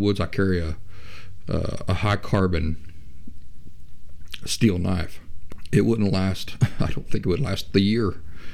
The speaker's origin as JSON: {"language": "English", "region": "Appalachia", "country": "United States", "tie": "born or raised there", "said": "I grew up in Appalachia, as I mentioned last week, in the area where West Virginia, Kentucky, and southeastern Ohio meet"}